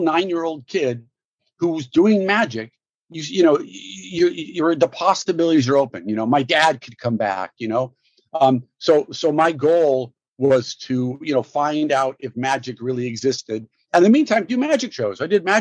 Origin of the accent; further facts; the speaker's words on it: Los Angeles, California, United States; I grew up in Brentwood, LA, in Santa Monica, right off of Santa Monica in West